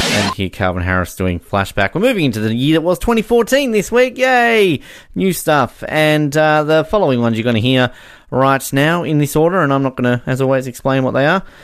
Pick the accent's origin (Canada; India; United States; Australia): Australia; moved away as an adult; now in Invercargill, New Zealand; go and see my home country and hear people speak proper English.